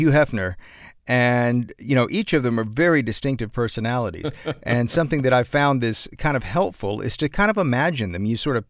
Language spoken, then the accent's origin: English; the South, United States; accent: Southern; And honestly, it's so hard for me to get out of my Southern accent.